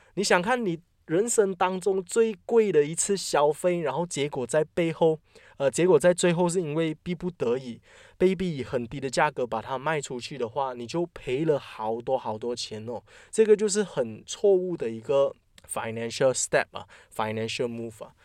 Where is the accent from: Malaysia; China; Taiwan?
Malaysia; 我们马来西亚人都习惯讲五百千